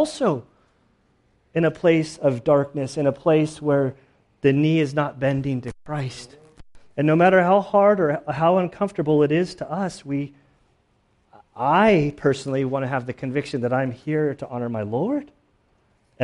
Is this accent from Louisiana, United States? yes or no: no; San Diego, California, United States; My birthplace is up the coast a little bit more, but I grew up in San Diego.